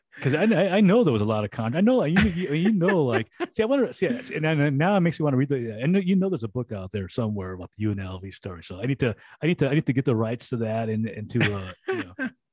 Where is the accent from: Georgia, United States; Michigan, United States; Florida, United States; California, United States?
California, United States; Los Angeles